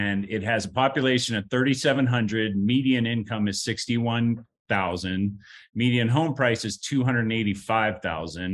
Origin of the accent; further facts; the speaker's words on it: Lake Milton, Ohio, United States; moved away; also born or lived in Los Angeles, California; I grew up in Lake Milton, Ohio, which is about, it's outside of Youngstown